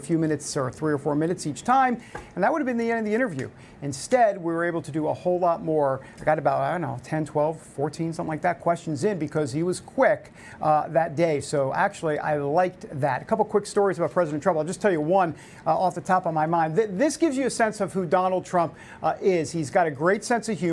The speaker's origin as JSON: {"language": "English", "region": "New York", "country": "United States", "said": "I'm from New York"}